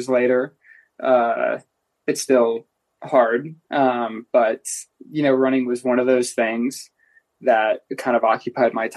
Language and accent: English; Indiana, United States; moved away as an adult; now in Boulder, United States; I'm from Indiana